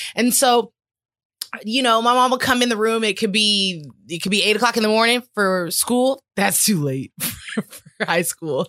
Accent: California, United States; we're also from California

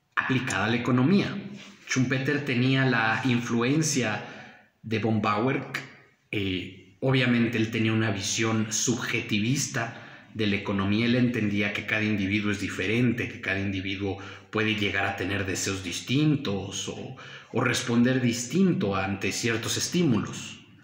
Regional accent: Mexico; como mexicanos nuestra tradición está inclinada al eh, cristianismo católico

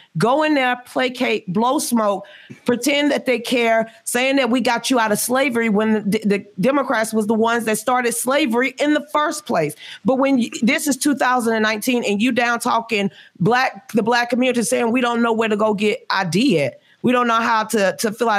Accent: the South, United States; I grew up in the South around men

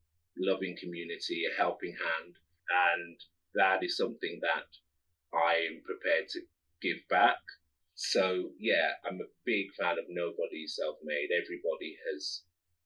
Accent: Midlands, United Kingdom; I'm from the Midlands.

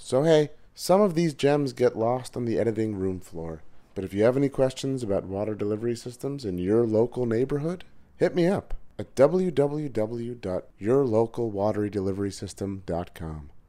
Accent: Montreal, Quebec, Canada; recording from Montreal, Canada, my hometown.

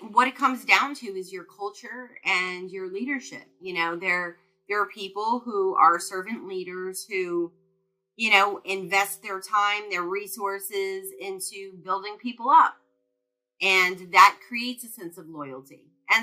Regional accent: New York, United States; moved away; I'm originally from New York

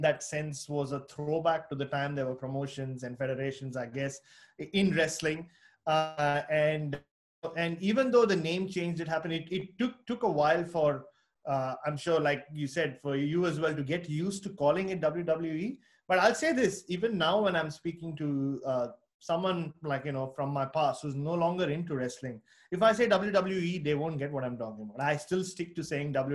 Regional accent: Mumbai, Maharashtra, India; moved away; I was born in Bombay, but it became Mumbai

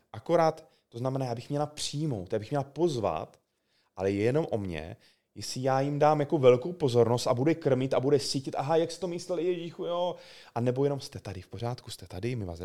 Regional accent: South Moravian Region, Czechia; já jsem z Jižní- obyčejný kluk z Jižní Moravy

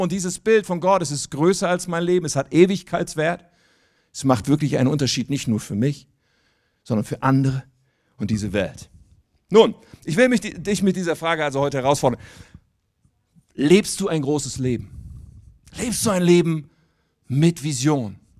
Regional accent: Wuppertal, North Rhine-Westphalia, Germany; now in near Hanover, Germany; Ich komme eigentlich aus Wuppertal

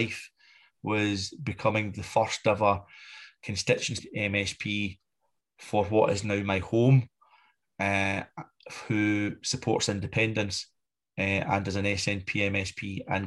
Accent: Vale of Leven, Scotland, United Kingdom; moved away as an adult; also born or lived in Maryhill, Glasgow; now in Glasgow, United Kingdom; I'm a Vale of Leaven boy originally. I'm a Vale boy, if you know where that is. Yeah. And I grew up there, went to school

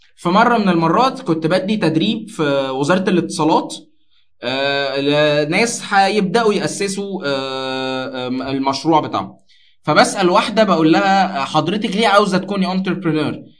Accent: Alexandria, Alexandria Governorate, Egypt; كانت شغاله في شركه من شركات البترول المشهوره قوي عندنا في اسكندريه

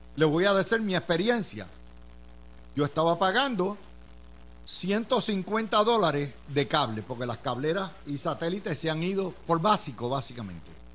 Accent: Puerto Rico; somos estadistas, somos capitalistas y somos puertorriqueños

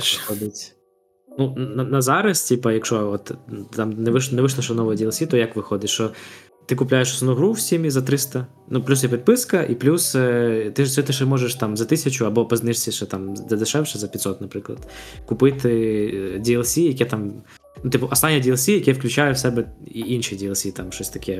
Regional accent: Ukraine

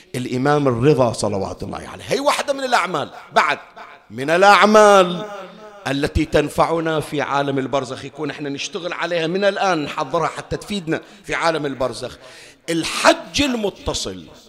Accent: Bahrain; عندنا بالبحرين

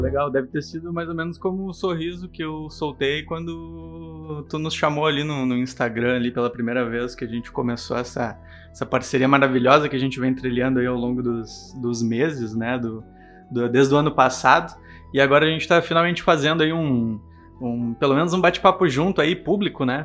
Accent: Porto Alegre, Rio Grande do Sul, Brazil; Somos de Porto Alegre

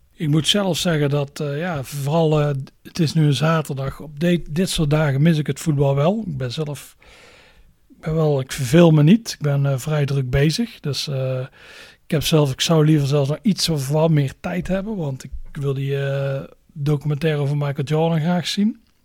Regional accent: Netherlands; we zijn Nederlanders

